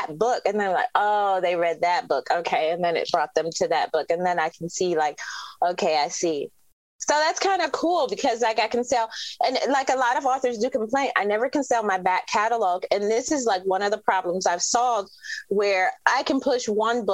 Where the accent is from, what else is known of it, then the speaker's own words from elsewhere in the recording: Detroit, Michigan, United States; So I'm from Detroit